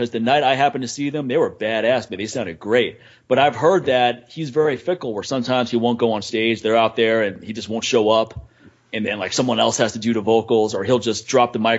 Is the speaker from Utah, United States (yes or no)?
no; Washington, District of Columbia, United States; I grew up in Washington, D.C.